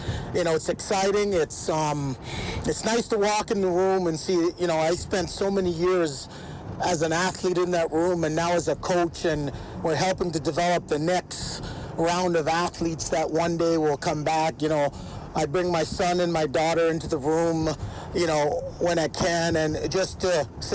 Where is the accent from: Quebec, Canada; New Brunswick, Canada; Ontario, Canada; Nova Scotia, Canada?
Ontario, Canada; moved away as an adult; also born or lived in Jamaica / British Columbia / Manitoba / Alberta; now in Edmonton, Canada; I moved to Ontario to be with my parents because they came up prior